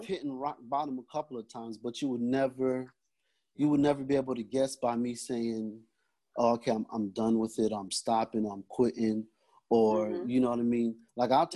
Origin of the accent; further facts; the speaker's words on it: New York, United States; moved away; also born or lived in Florida; growing up in New York, I spent some time in Florida